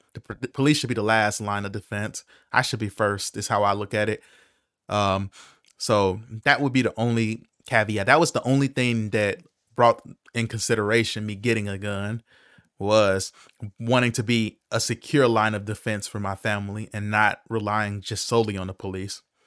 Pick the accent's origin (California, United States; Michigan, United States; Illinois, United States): Illinois, United States; Chicago